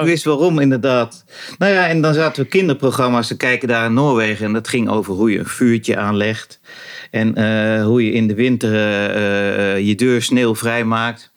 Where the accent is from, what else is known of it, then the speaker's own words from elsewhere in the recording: Rozendaal, Gelderland, Netherlands; now in Loenen, Netherlands; het huis waar ik opgroeide de ligt in de Inbos. Dat was een jachthuis. En dat ligt in, eh, dat was toen, het ligt in de gemeente Roosendaal